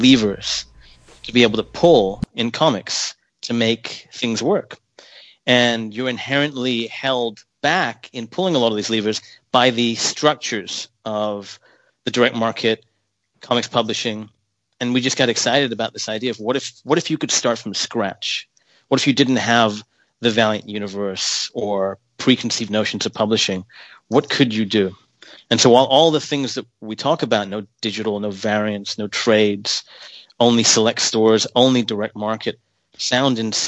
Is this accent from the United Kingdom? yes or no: no; Hong Kong; I grew up in Hong Kong.